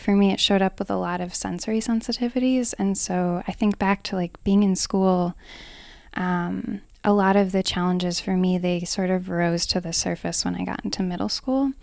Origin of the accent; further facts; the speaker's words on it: Hamburg, New York, United States; I grew up here in Hamburg, New York